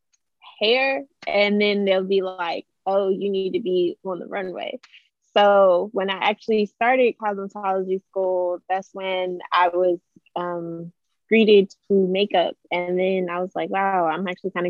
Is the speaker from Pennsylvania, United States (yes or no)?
no; Maryland, United States; now in North Carolina, United States; I'm originally from Maryland, but right now I reside in North Carolina